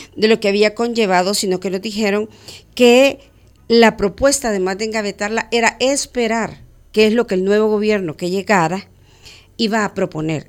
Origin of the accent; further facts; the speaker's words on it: El Salvador; como salvadoreños